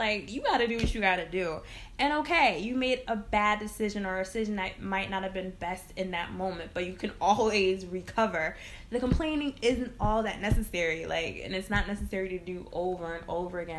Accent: Connecticut, United States; now in Brooklyn, United States; I'm from Connecticut, so, like, working back home

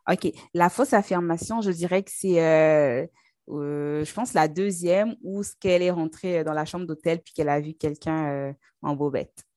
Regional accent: Brazzaville, Republic of the Congo; also born or lived in Pointe-Noire, Congo; now in Canada; je suis née au Congo, Congo-Brazzaville, donc c'est en Afrique centrale. Et au Congo-Brazzaville, en fait, il y a une ville qui s'appelle Pointe-Noire, donc c'est là-bas que, je suis née. Et ensuite, j'ai grandi à Brazzaville

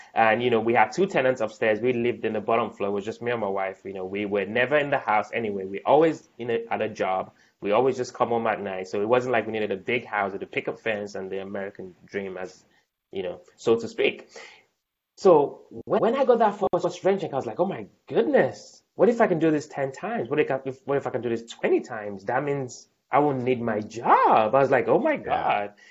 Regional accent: Nigeria; also born or lived in United Kingdom / London; now in Baltimore, United States; I was born in Nigeria, lived in the UK for a bit. Um, you know, and then now in the US.

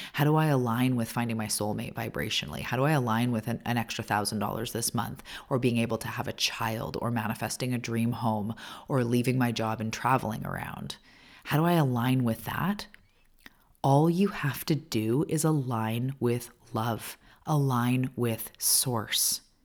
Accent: Canada; also born or lived in Vancouver Island, British Columbia; I'm a Canadian. I live on the west coast of Canada on Vancouver Island

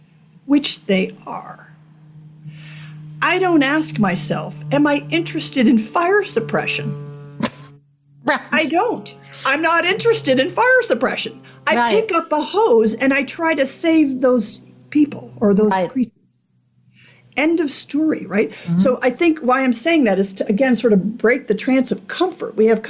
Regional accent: Alaska, United States; The other one I like, because I'm from Alaska, is, I forget who said it

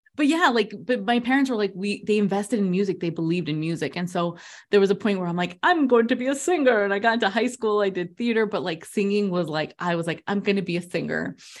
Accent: New Jersey, United States; also born or lived in Queens, New York; I was born in Queens, raised in New Jersey with Latin American parents

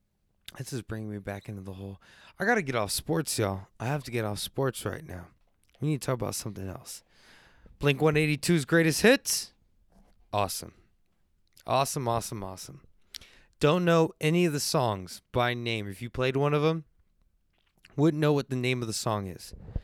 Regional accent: San Antonio, Texas, United States; I'm from San Antonio, but I grew up with the good stuff.

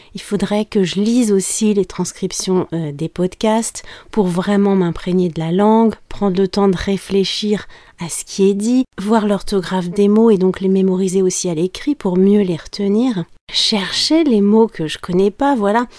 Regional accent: France; je suis française

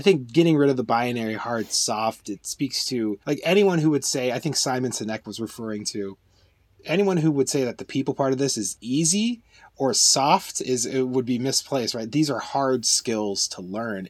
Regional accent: United States; as an American

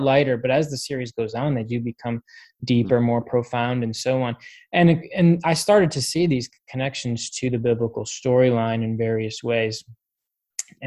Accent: Cleveland, Ohio, United States; also born or lived in Nashville, Tennessee / Chicago; I am from Cleveland, Ohio. So, grew up here in Cleveland, grew up in the area.

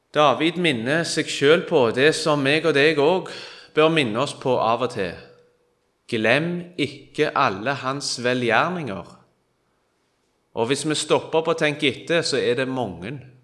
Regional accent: Kvitsøy, Rogaland, Norway; Jeg er fra Kvitsøy

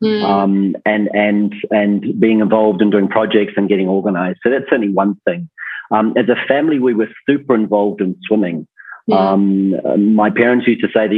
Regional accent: New Zealand; born or raised there

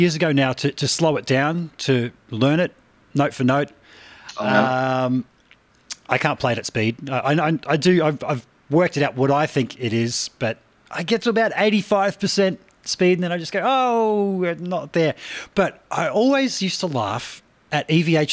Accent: Australia; growing up in Australia over here

